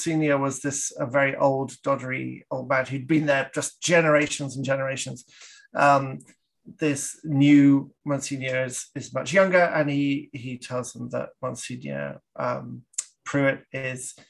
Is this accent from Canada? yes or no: yes; Canada; I'm Canadian